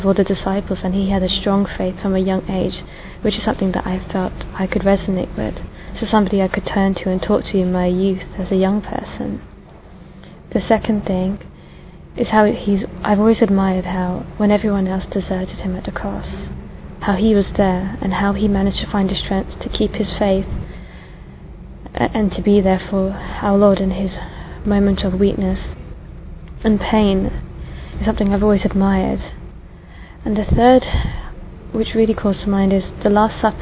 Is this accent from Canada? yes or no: no; England, United Kingdom; I am from England. Well, my parents are Sri Lankan